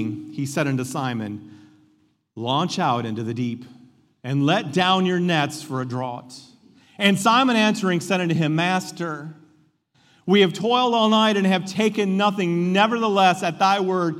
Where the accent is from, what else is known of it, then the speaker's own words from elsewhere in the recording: United States; I'm an American and I love being an American.